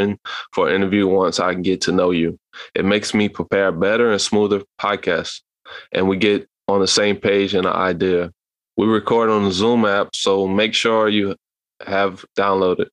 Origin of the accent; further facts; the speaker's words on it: Louisiana, United States; I'm from Louisiana at age 30 years old